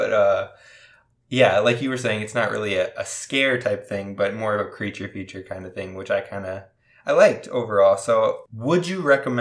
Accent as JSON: {"language": "English", "region": "Minnesota", "country": "United States", "said": "we're from Minnesota"}